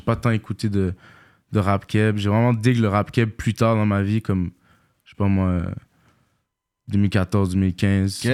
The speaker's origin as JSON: {"language": "French", "town": "Montreal", "region": "Quebec", "country": "Canada", "tie": "born or raised there", "said": "j'ai grandi à Villeray"}